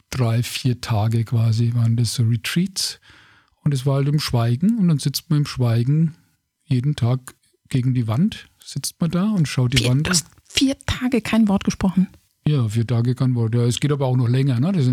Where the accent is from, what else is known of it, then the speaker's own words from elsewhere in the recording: Bavaria, Germany; Ne, als Franke kann man dann, sagt